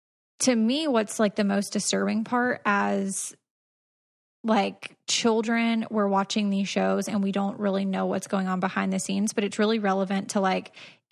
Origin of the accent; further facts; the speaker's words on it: Georgia, United States; And I'm from Georgia, so